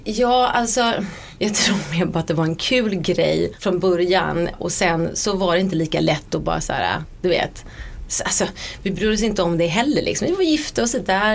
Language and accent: Swedish; Sweden; moved away as an adult; now in London, United Kingdom; jag var hemma i Sverige fram till dess